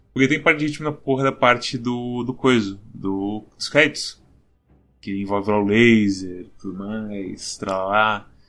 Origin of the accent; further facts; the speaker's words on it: Brazil; nós somos brasileiros